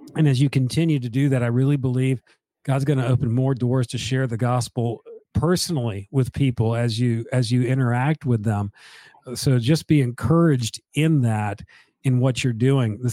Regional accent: Northeast, United States; moved away; I'm from the Northeast

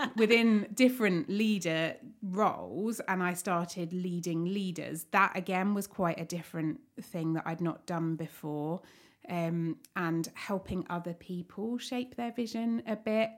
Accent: Staplehurst, South East England, United Kingdom; I li-, grew up in Staplehurst

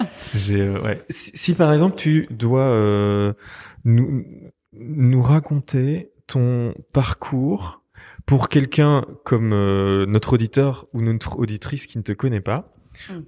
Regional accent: Liège, Wallonia, Belgium; moved away as an adult; now in Brussels, Belgium; je suis liégeois d'origine, mais je suis venu en 2000

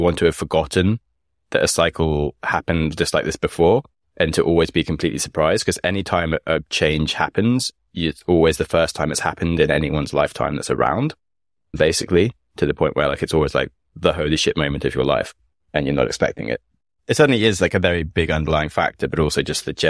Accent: United Kingdom; I'm from Britain

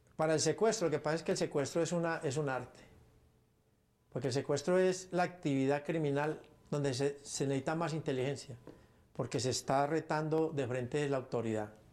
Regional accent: Paisa, Antioquia, Colombia; Los paisas somos así, orando y matando

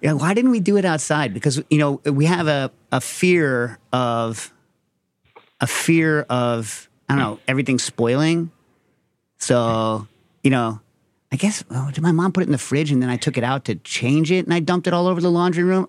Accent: United States; I'm American

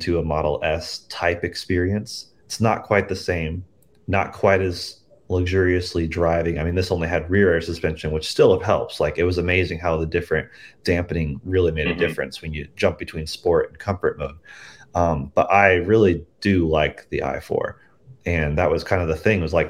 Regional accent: Missouri, United States; my hometown in Missouri

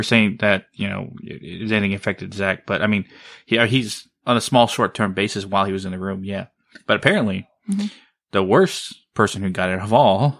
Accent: Blanco, Texas, United States; moved away; It's my hometown.

